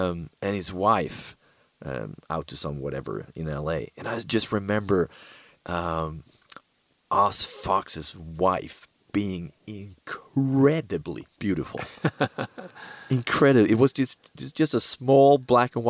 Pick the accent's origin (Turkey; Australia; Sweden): Sweden; I said I was from Sweden